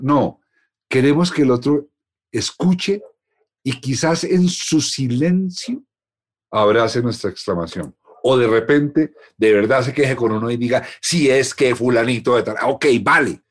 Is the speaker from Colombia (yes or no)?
yes; Colombia; Así somos los colombianos